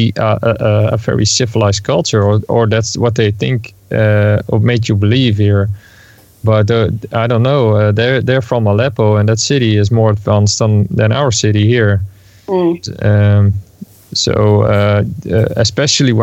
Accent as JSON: {"language": "English", "country": "Netherlands", "said": "I'm from the Netherlands."}